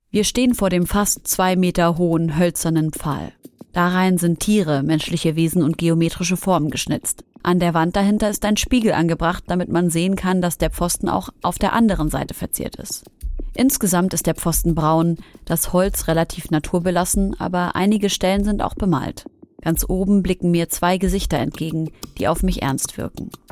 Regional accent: Syria; Ich bin Syrerin

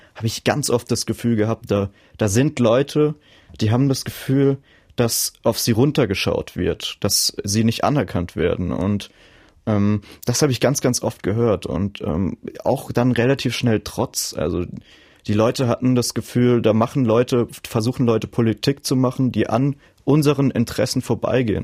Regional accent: a small village in the Palatinate, Rhineland-Palatinate, Germany; moved away as an adult; also born or lived in Mainz; Und dort komme ich ursprünglich her

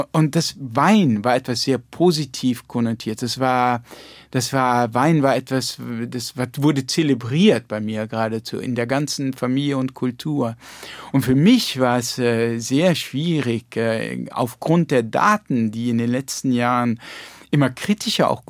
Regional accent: Rhineland-Palatinate, Germany; ich bin ja in der Pfalz

